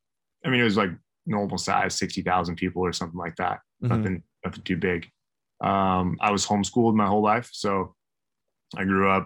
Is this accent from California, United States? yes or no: no; Idaho, United States; I grew up in Idaho.